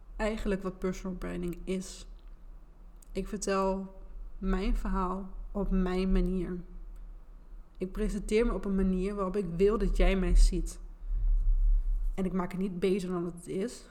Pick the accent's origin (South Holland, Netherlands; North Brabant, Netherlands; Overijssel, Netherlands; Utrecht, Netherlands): Overijssel, Netherlands; Enschede; accent: Gooise R; Ik ben geboren en getogen in Enschede. En dat is waarschijnlijk ook wel een beetje te horen aan mijn accent.